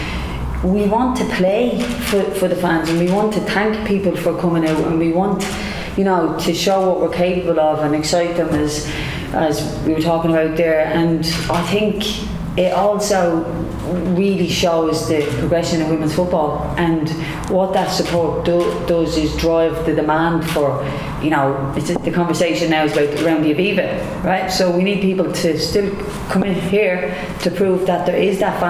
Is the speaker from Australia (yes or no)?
no; Ireland